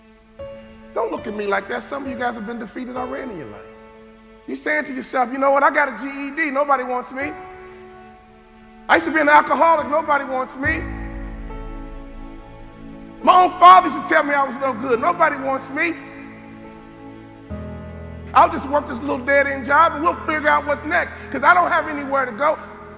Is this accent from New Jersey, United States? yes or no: no; Chicago, Illinois, United States; I'm from Chicago.